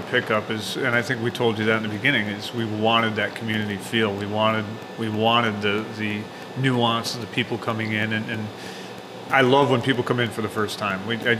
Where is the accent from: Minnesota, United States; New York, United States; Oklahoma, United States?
New York, United States; Kirkville; also born or lived in Albany / Morrisville; Actually, I was born to Kirkville. My family had moved off to Albany, and then we moved back to Morrisville. And I bought a house down on the end of this road when I was 20. I've lived there ever since.